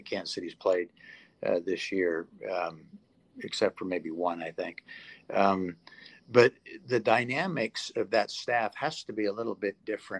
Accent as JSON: {"language": "English", "region": "England", "country": "United Kingdom", "tie": "born there", "moved": "yes", "lives_now": "United States", "said": "I was born in England, and so a lot of my family still lives there."}